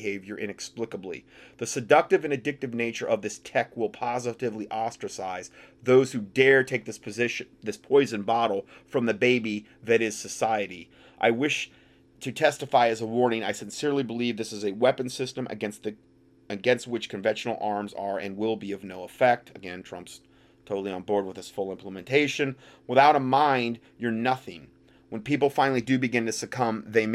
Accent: North Carolina, United States; my home state here of North Carolina.

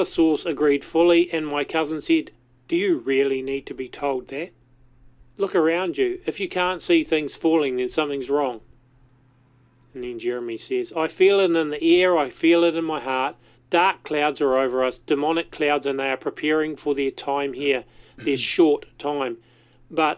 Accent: New Zealand; accent: Kiwi; rather than my Kiwi accent

